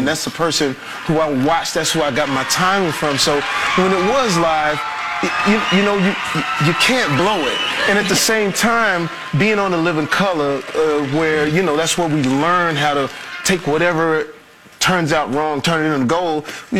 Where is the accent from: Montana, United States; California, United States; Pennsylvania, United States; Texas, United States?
Texas, United States; I'm from Texas.